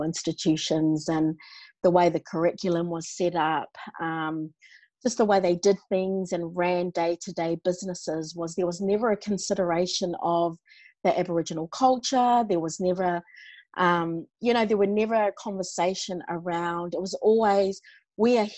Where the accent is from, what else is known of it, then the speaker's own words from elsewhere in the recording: New Zealand; now in Australia; I was born and raised in New Zealand